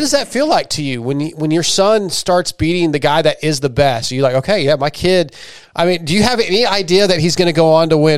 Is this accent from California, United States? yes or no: yes; San Diego, California, United States; now in Texas, United States; I was born in San Diego, but I live in Texas.